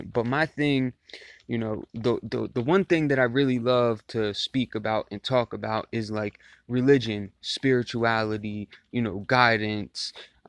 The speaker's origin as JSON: {"language": "English", "town": "Baltimore", "region": "Maryland", "country": "United States", "said": "Originally, I had grown up a Christian. I'm from the United States, Baltimore, Maryland."}